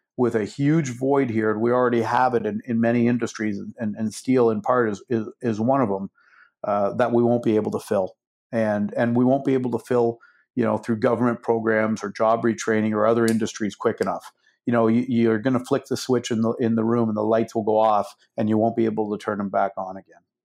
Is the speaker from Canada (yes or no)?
yes; Canada; I am a Canadian, and I started my business in Canada